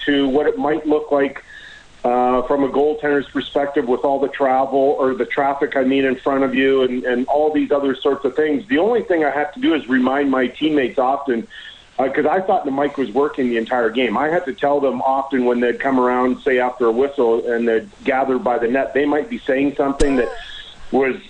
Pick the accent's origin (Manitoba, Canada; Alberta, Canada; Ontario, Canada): Alberta, Canada; Edmonton; now in Calgary, Canada; I grew up in Edmonton, so I have a real soft spot for the city.